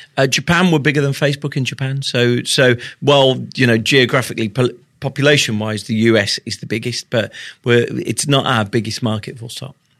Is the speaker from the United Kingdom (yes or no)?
yes; United Kingdom; I'm British.